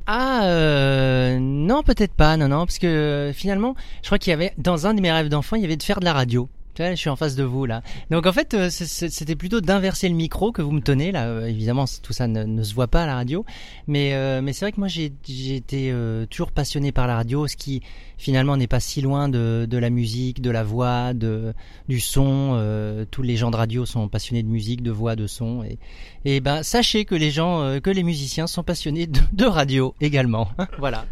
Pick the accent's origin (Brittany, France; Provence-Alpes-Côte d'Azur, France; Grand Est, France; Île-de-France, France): Grand Est, France; Alsace; moved away as an adult; je viens je viens d'Alsace